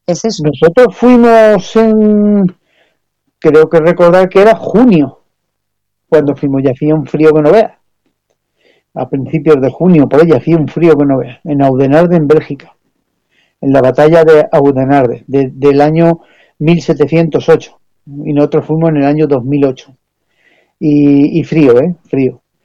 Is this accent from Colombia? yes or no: no; Spain